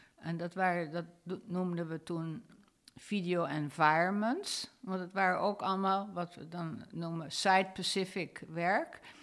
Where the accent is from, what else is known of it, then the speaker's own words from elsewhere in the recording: Rotterdam, South Holland, Netherlands; moved away; also born or lived in San Francisco, United States; Ik ben in Rotterdam opgegroeid.